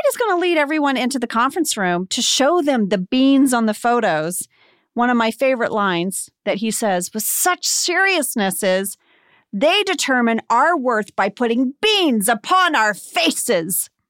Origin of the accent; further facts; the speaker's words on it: the American South, United States; accent: Southern; I sound Southern